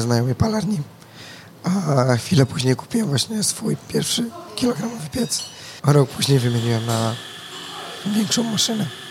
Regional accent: Głuchołazy, Opole Voivodeship, Poland; also born or lived in Wrocław; ja generalnie pochodzę z Głuchołac

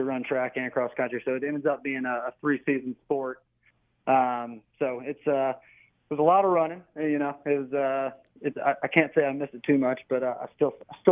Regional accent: Chapel Hill, North Carolina, United States; I grew up in Chapel Hill

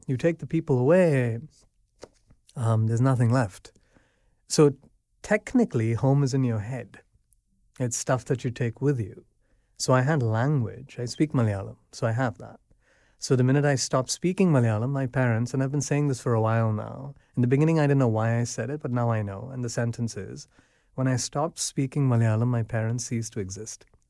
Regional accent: Abu Dhabi, United Arab Emirates; moved away as an adult; also born or lived in United States; I grew up in Abu Dhabi. I wasn't born there, but I was taken there when I was, I think, thirty-two days old

